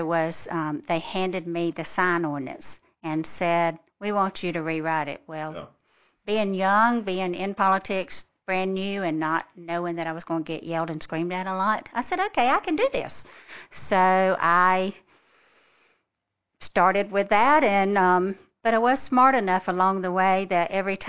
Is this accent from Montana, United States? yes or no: no; Fitzgerald, Georgia, United States; moved away as an adult; now in Lexington, United States; I'm from a small town called Fitzgerald, Georgia